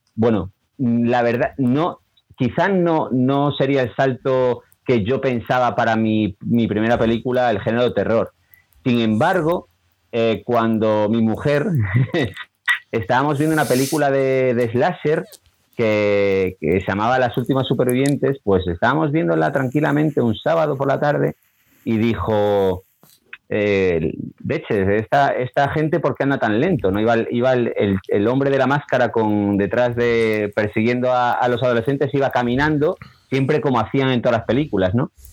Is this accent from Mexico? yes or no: no; A Coruña, Galicia, Spain; moved away as an adult; now in Córdoba, Spain; Echo de menos mi tierra, Coruña, Galicia entera